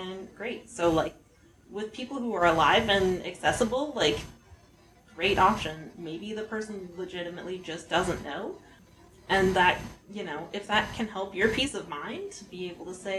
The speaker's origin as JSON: {"language": "English", "region": "Montana", "country": "United States", "tie": "born or raised there", "said": "I was raised in Montana as a middle-class"}